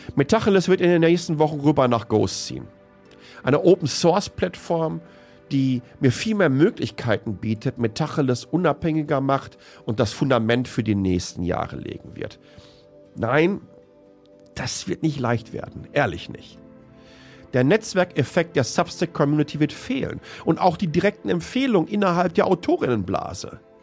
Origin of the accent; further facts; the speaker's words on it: Germany; moved away; meine Freundinnen und Mitbürgerinnen, die ich zum Teil seit dem Kindergarten kenne